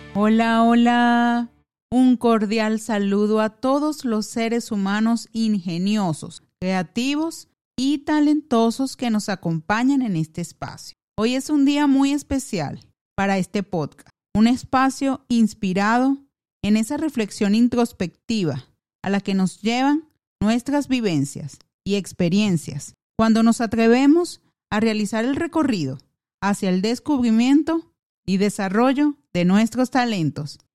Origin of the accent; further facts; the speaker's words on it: Venezuelan Andes, Venezuela; mis recuerdos que atesoro con toda mi alma, como lo son los momentos hermosos, paisajes y tradiciones de mi tierra